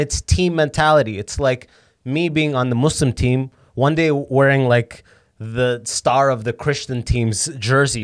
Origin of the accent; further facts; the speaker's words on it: London, Ontario, Canada; first language Arabic; English is a second language; I grew up in London, mostly white people